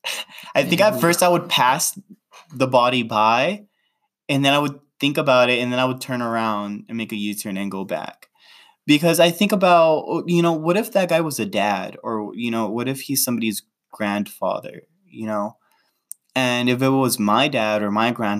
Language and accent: English; Los Angeles, California, United States; I was in LA, in my hometown where I grew up